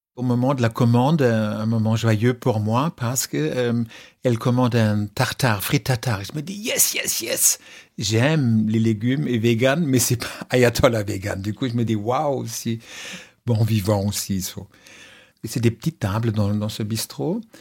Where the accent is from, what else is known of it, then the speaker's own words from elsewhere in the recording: Germany; je suis allemand